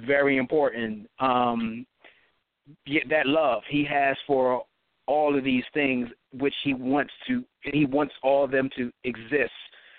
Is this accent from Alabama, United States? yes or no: no; Philadelphia, Pennsylvania, United States; we're from Philly